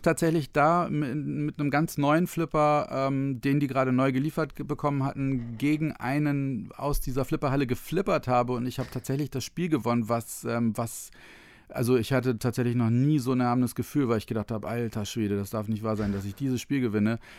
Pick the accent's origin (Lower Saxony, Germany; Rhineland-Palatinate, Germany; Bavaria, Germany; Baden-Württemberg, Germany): Lower Saxony, Germany; Otterndorf; ich komme aus Odderndorf, was in der Nähe von Cuxhaven ist, an der Elbe Nordsee